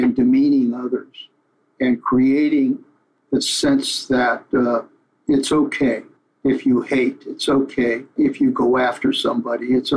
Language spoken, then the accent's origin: English; United States; our values as Americans